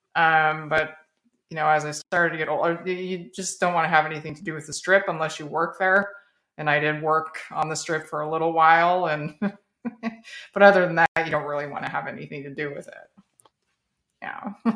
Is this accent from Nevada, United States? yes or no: yes; Las Vegas, Nevada, United States; moved away as an adult; now in Texas, United States; I'm, I'm a native Las Vegas, native of Las Vegas